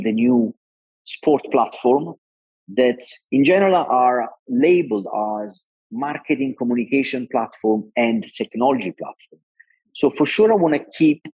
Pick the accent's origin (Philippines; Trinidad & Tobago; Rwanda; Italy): Italy; Naples, Campania; I'm Italian. I come from Naples, that is a city with an incredible sea